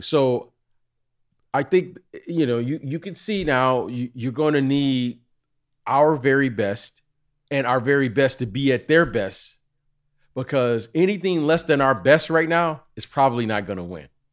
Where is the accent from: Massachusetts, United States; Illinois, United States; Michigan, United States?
Michigan, United States; Detroit; those guys I grew up with in Detroit